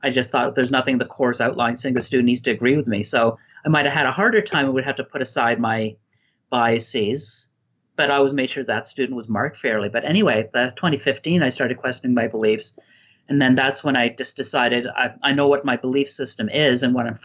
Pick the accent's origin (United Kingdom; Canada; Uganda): Canada; But since then, overall, my experiences as a Canadian were quite positive, and I was a, a leftist for the longest time.